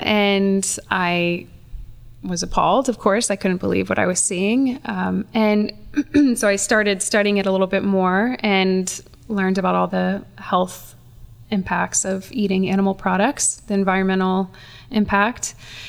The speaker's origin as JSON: {"language": "English", "region": "the South", "country": "United States", "tie": "born or raised there", "said": "For me as an individual, I grew up in the South and I was early on very aware of some big social justice issues, poverty, racism, sexism."}